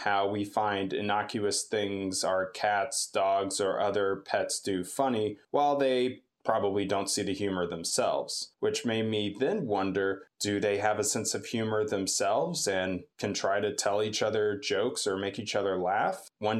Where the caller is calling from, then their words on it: Delaware, United States; from Delaware.